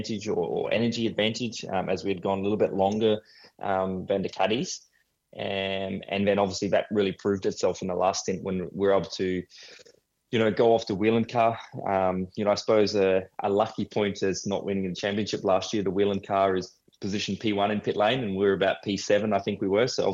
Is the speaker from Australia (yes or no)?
yes; Australia; obviously being an Aussie